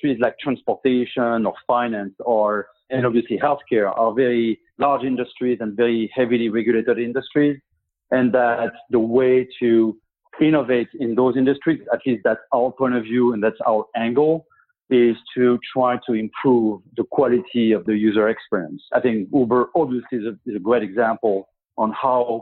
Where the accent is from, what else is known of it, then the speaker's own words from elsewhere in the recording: Paris, Île-de-France, France; now in United States; I'm French, and I grew up in France, in Paris.